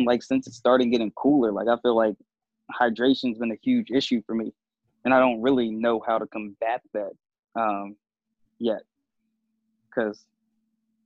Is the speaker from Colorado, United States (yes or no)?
no; Charlottesville, Virginia, United States; my hometown from like Charlottesville